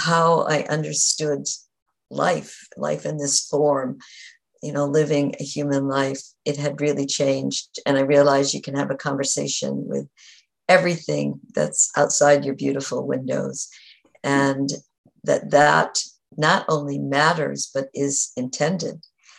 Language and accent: English; New England, United States; I grew up in New England